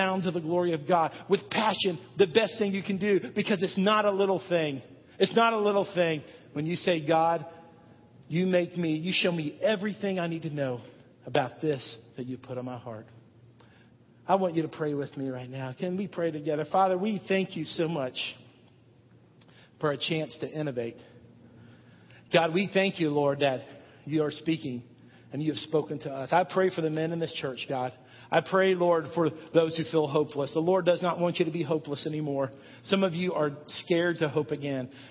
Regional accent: United States; We are Americans. We are American men.

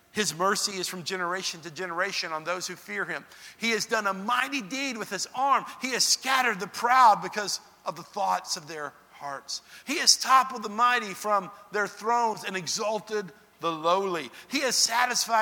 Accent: Dallas, Texas, United States; now in Nashville, United States; I grew up in Dallas-Fort Worth area

